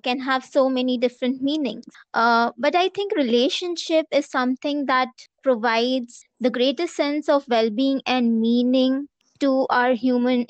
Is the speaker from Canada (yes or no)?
no; India